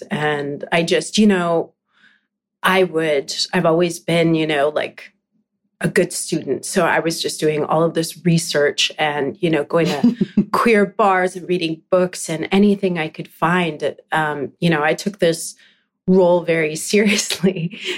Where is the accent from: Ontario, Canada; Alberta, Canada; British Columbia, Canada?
British Columbia, Canada; I'm from Vancouver Island. That's where oh, I grew up.